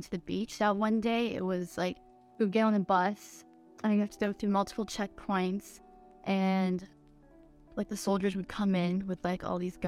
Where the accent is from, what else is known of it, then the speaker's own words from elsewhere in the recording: Canada; I was born in Canada